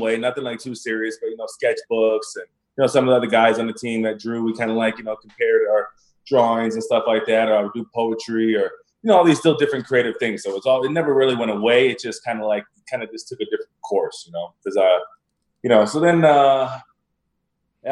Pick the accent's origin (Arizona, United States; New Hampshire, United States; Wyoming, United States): Arizona, United States; Tucson; moved away; I'm originally from Tucson, Arizona.